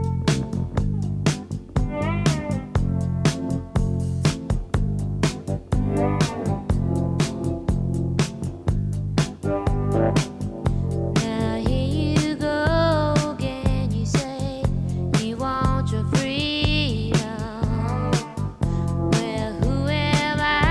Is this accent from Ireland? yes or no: yes; Waterford, Munster, Ireland; also born or lived in London; I grew up just on the outskirts of Waterford City, about a mile and a half outside Waterford